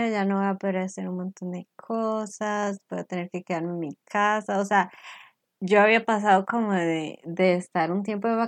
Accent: Costa Rica; las dos somos de Costa Rica

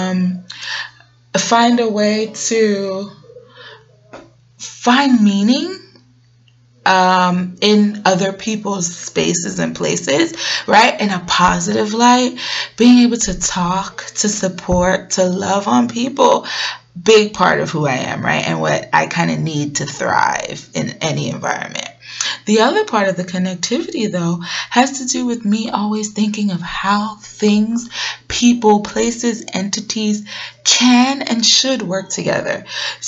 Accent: New York City, New York, United States; moved away as an adult; now in Atlanta, United States; I hail from Brooklyn, New York, and I'll always be a BK baby

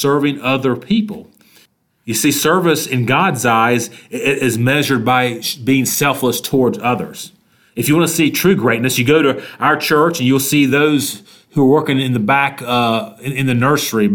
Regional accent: Statesville, North Carolina, United States; here in my hometown of Statesville, North Carolina

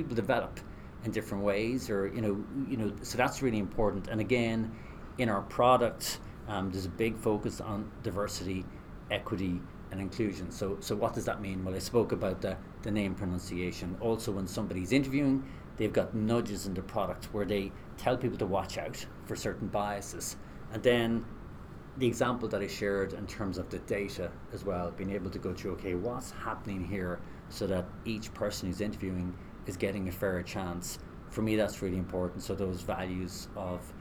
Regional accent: west of Ireland, Ireland; from the west of Ireland. Both my parents were teachers, and growing up in Ireland in the 80s

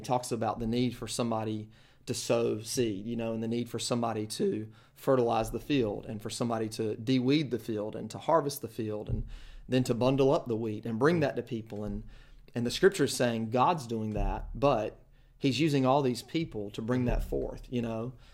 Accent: Kinston, North Carolina, United States; I grew up in Kinston, North Carolina

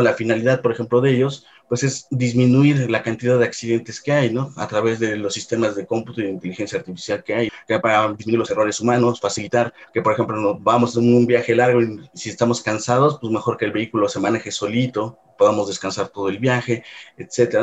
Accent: Puebla, Mexico; moved away as an adult; now in Mexico City, Mexico; yo soy originario de la ciudad de Puebla. Realmente toda mi vida la pasé allá

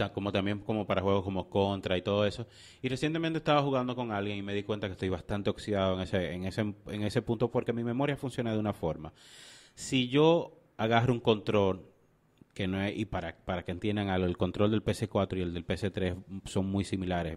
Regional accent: Dominican Republic; nosotros como dominicanos

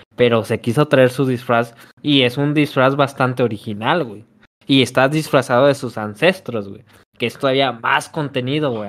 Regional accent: Mexico; como mexicanos

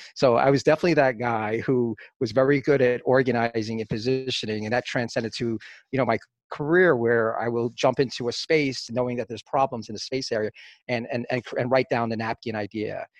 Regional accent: New York City, New York, United States; growing up in the Bronx uh, in the early 70s

